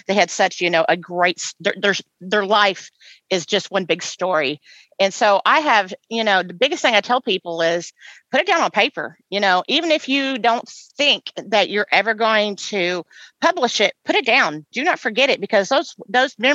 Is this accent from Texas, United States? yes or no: no; Indiana, United States; now in West Tennessee, United States; my hometown of Indiana. We talked a little bit earlier about growing up in Indiana.